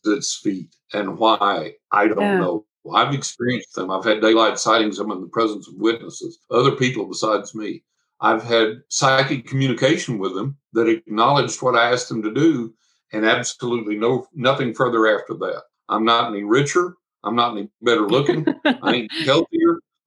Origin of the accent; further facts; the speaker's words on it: West Texas, United States; I'm from West Texas.